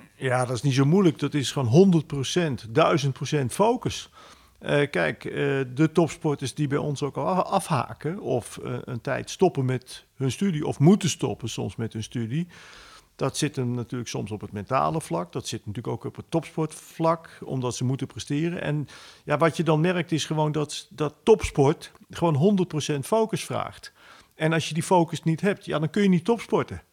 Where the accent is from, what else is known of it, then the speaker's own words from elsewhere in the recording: Netherlands; wij als Nederlanders